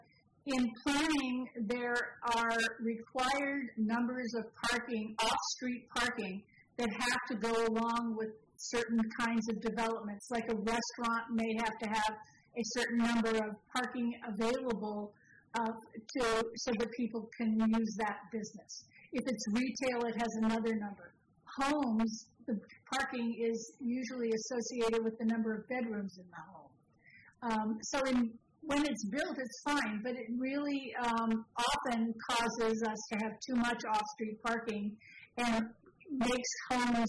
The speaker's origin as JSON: {"language": "English", "town": "San Francisco", "region": "California", "country": "United States", "tie": "born or raised there", "said": "I grew up in San Francisco where you had single-family homes, flats, and some small apartments all on the same block"}